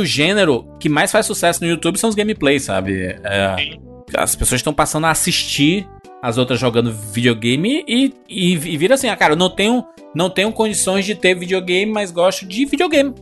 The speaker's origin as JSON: {"language": "Portuguese", "country": "Brazil", "said": "como brasileiro"}